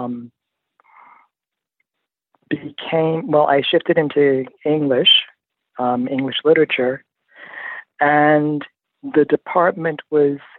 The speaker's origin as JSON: {"language": "English", "town": "East Orange", "region": "New Jersey", "country": "United States", "tie": "born or raised there", "also_born_or_lived": "Newark, New Jersey", "said": "I was born in Newark, New Jersey, believe it or not. And raised in East Orange"}